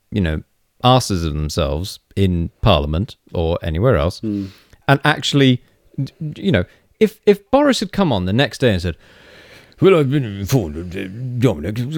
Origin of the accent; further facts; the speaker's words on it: United Kingdom; They're all farmers, and farmers talk like this because that's what we say we do because we're British and this is how accents work.